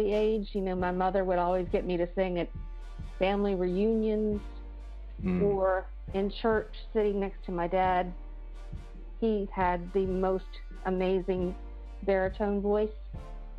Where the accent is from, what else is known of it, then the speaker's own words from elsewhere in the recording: Charleston, South Carolina, United States; accent: southern; also born or lived in Myrtle Beach, South Carolina; I grew up in Charleston.